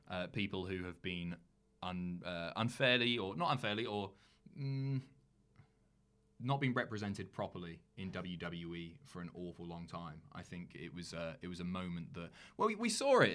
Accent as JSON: {"language": "English", "country": "United Kingdom", "also_born_or_lived": "London", "moved": "yes", "lives_now": "North of England, United Kingdom", "said": "I'm from an island right at the bottom of the UK"}